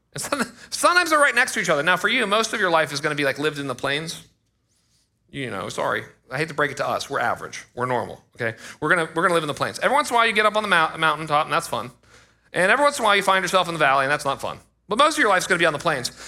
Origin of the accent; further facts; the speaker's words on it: United States; I was born in America